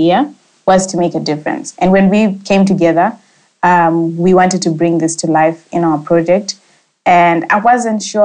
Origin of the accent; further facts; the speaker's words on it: Zimbabwe; I'm a young Zimbabwean